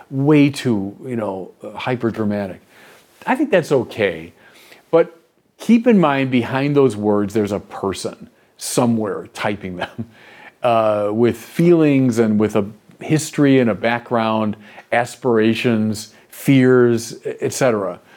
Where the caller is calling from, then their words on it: Deerfield Beach, Florida, United States; I'm from Deerfield Beach, Florida.